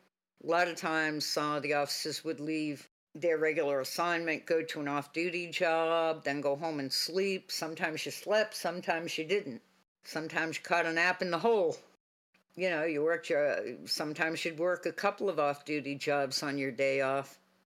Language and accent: English; Boston, Massachusetts, United States; I grew up in Boston. I knew how to drive and the rotaries and all of that.